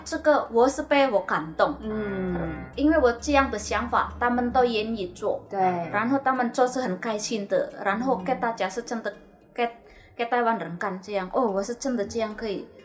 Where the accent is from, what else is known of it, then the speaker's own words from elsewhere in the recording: Indonesia; now in Taiwan; 我是印尼的